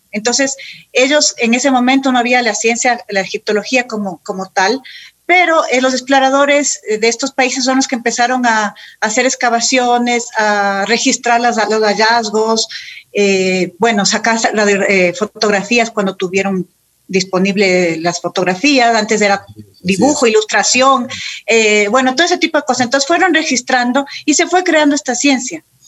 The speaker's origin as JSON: {"language": "Spanish", "town": "Quito", "region": "Pichincha", "country": "Ecuador", "said": "soy quiteña, mis papás, mis papás también."}